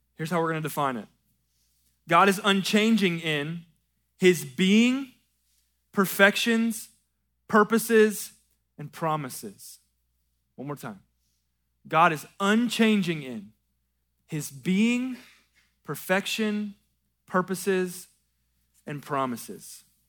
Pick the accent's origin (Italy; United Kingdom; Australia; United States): United States; American South, Southern United States; American Southern Christians